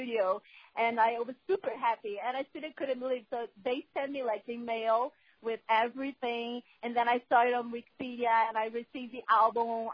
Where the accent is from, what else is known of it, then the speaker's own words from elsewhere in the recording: Brazil; first language Portuguese; English is a second language; I'm from Brazil